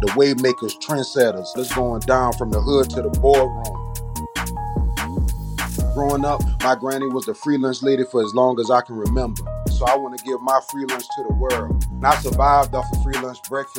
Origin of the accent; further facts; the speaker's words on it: Charleston, South Carolina, United States; also born or lived in Orangeburg, South Carolina; I was born in Orangeburg, South Carolina, raised in Charleston, South Carolina, graduated from R.B. Stahl High School in North Charleston